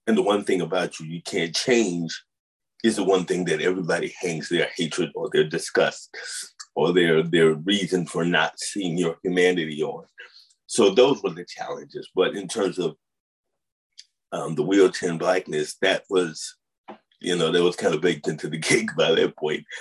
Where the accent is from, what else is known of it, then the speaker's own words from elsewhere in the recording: St. Louis, Missouri, United States; also born or lived in Upstate New York / Boston; You know, I came from St. Louis to upstate New York to Boston to Jersey for college.